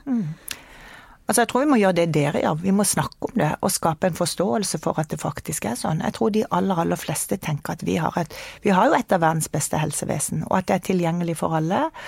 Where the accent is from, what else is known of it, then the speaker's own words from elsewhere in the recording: Kristiansand, Agder, Norway; moved away as an adult; now in Oslo, Norway; Jeg kommer fra Kristiansand, det kan du kanskje høre på dialekta. Flytta til Oslo når jeg var 19 år.